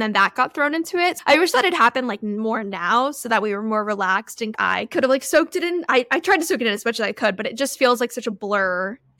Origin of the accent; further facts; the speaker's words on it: Florida, United States; also born or lived in California; I guess we always say we're from Florida. We've both lived in other places, but I feel like the majority, at least for my childhood, took place in Florida and California.